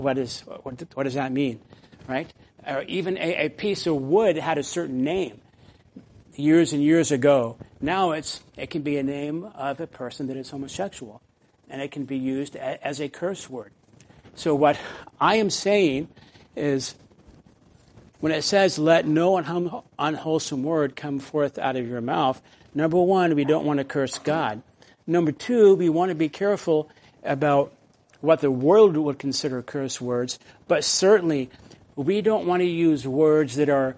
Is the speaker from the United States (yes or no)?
yes; the South, United States; when I grew up in the South